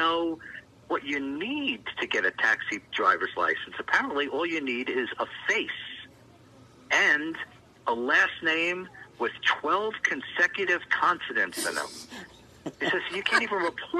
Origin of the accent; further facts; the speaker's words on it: New York City, New York, United States; now in Utah, United States; I grew up in Manhattan